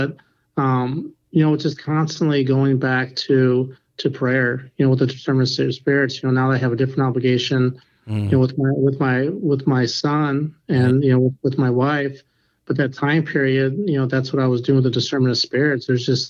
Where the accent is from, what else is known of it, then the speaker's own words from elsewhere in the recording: England, United Kingdom; I'm from England.